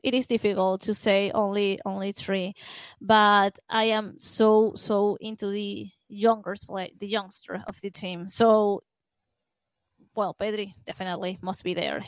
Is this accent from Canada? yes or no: no; Venezuela; I'm from Venezuela, and this is, um, a country that the main sport is baseball.